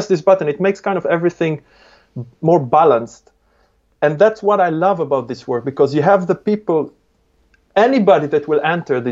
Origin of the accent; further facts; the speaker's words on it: Israel; English is a second language; moved away; I was born originally in Israel. It's a very aggressive place